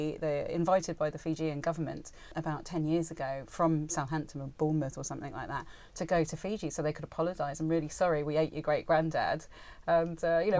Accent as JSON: {"language": "English", "country": "Spain", "tie": "born or raised there", "said": "growing up in Spain"}